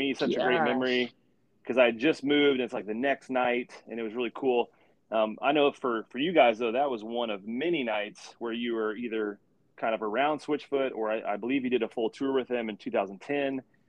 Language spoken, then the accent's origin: English; Indiana, United States; moved away as an adult; also born or lived in Jacksonville, Florida; I grew up in Indiana, and that's where I am now. But there was about a 3.5-year stretch where I lived in Jacksonville, Florida.